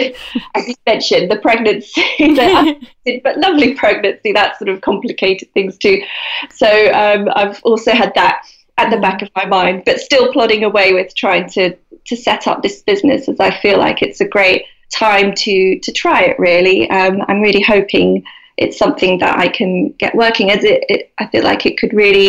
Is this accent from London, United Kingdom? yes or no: yes; London, United Kingdom; moved away as an adult; now in Devon, United Kingdom; I grew up in London, so I was living in London. And when I became pregnant with my first son, we decided to move to Devon